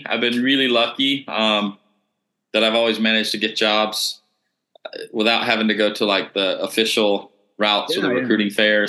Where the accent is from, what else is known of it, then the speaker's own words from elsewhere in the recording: near Athens, Georgia, United States; moved away as an adult; now in Bali, Indonesia; I'm from the States, from USA, from Georgia originally, someplace near Athens, Georgia.